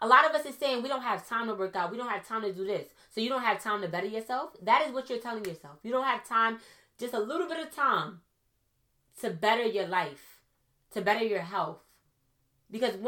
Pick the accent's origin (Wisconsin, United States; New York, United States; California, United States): New York, United States; New York City; also born or lived in Trinidad and Tobago; I'm from Brooklyn